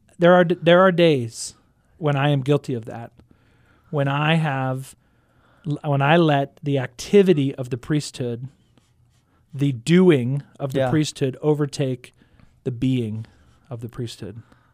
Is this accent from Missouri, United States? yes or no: no; Houston, Texas, United States; now in Stillwater, United States; Houston, Texas, the fourth largest city in the United States.